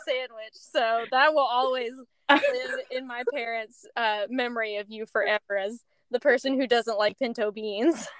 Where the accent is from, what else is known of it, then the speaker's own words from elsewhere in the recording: Middle Tennessee, United States; Allie and I grew up in Middle Tennessee